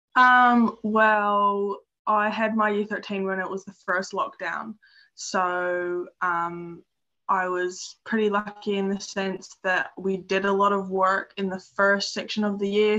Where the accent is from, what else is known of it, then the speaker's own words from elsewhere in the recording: Dunedin, Otago, New Zealand; moved away as an adult; now in Stewart Island, New Zealand; I'm from Dunedin and I grew up there, but I'm currently living in Stewart Island